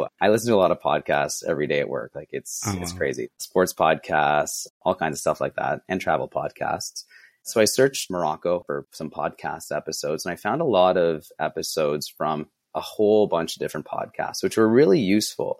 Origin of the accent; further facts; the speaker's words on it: Ottawa, Ontario, Canada; I'm from Ottawa, Canada